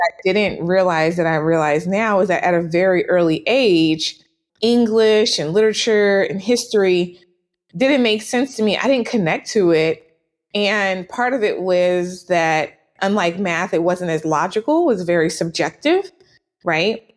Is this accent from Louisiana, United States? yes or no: yes; New Orleans, Louisiana, United States; moved away as an adult; also born or lived in Washington, D.C. / Atlanta / Nashville / New York; I am born and raised in was born and raised in New Orleans, Louisiana